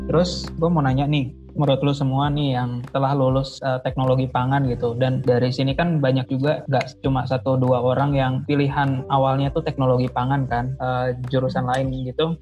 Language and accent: Indonesian; West Java, Indonesia; kita kan dari Jawa Barat